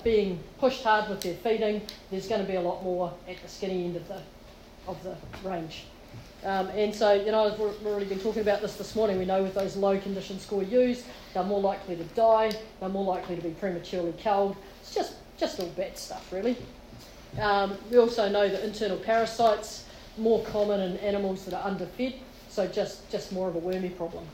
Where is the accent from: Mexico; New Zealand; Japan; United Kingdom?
New Zealand; now in Palmerston North, New Zealand; I'm a country girl. I grew up in Pukeu, the land of the high stocking rates. But actually, I now live in Palmy